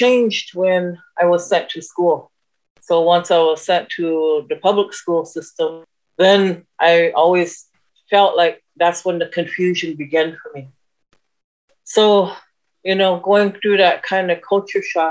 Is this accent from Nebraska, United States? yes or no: yes; Omaha Nation, Nebraska, United States; I'm from the Omaha Nation